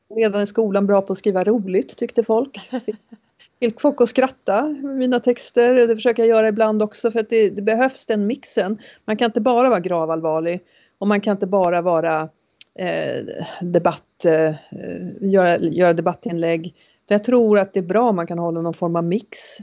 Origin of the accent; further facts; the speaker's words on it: Åkersberga, Stockholm County, Sweden; also born or lived in Norrland / Färingsö; Jag är född i Norrland men uppvuxen utanför Stockholm. Eh, inte här på Färingsö utan i en eh, liten förort eller vad man ska kalla det för som heter Åkersberga.